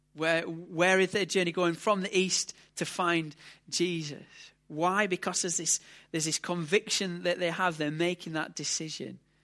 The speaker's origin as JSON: {"language": "English", "country": "United Kingdom", "said": "we're British"}